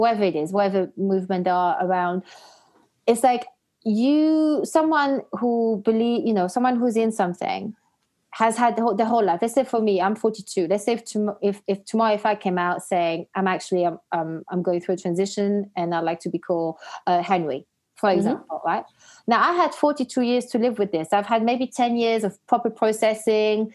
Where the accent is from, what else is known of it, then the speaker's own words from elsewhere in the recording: Belgium; moved away; I'm half Algerian. I grew up in Belgium